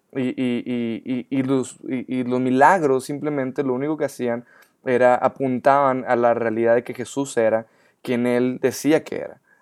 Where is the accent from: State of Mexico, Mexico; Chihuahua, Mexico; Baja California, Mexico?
Chihuahua, Mexico; Ciudad Juárez; yo soy ah, mexicano